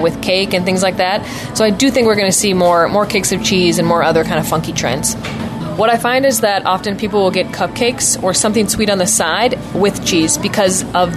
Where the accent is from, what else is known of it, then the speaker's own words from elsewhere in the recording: Wisconsin, United States; I'm from Wisconsin